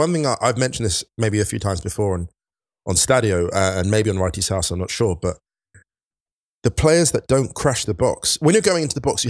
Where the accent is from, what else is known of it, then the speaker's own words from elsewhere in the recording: England, United Kingdom; I grew up in the sticks. I'm a bit more scarred. You people, you're Londoners. I'm not a Londoner, right? I didn't grow up in London. So here's the thing. I grew up just outside.